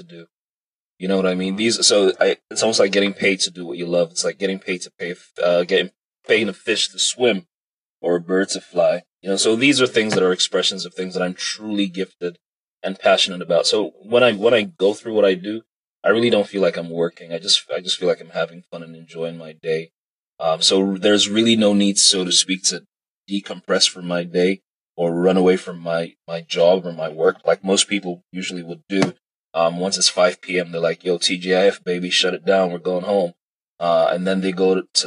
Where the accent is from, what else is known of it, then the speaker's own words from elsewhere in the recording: Nigeria; I'm Nigerian, proudly Nigerian, unashamedly Nigerian.